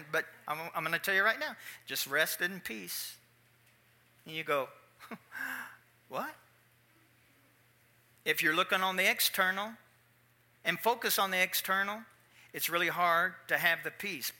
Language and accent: English; Louisville, Kentucky, United States; I'm from Louisville, Kentucky, which is a big boxing town